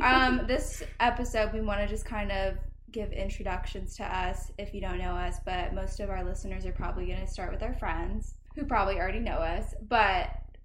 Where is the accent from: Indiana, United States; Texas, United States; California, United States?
Indiana, United States; Indianapolis; moved away as an adult; now in Omaha, United States; I'm from Indianapolis, so I am technically a city girl.